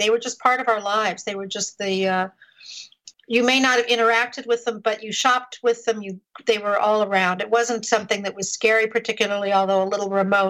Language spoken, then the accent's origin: English; Los Angeles, California, United States; I grew up in Los Angeles.